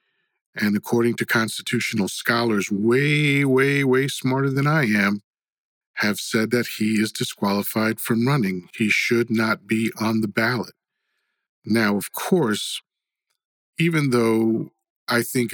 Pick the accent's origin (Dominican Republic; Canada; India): Dominican Republic; now in United States; I was born in the Dominican Republic.